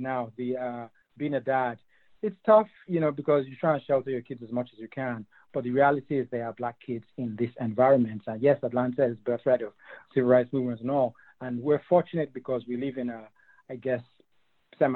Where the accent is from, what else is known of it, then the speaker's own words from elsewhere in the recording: Nigeria; also born or lived in England; now in United States; I was actually born in England, but I'm from Nigeria originally, same as Uche. And when I came to this country, over 20 years ago